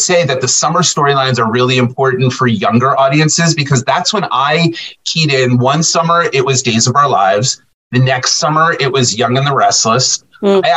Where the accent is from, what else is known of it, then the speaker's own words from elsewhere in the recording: New Jersey, United States; also born or lived in New York / Cape Cod; now in Bucks County, Pennsylvania, United States; I grew up in South Jersey